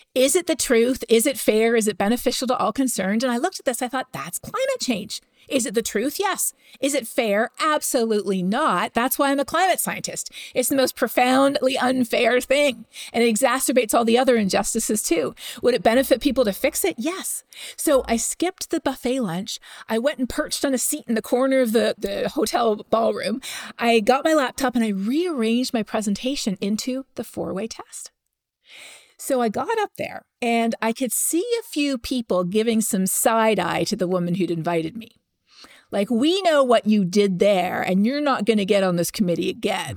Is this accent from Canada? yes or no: yes; Canada; I'm from Canada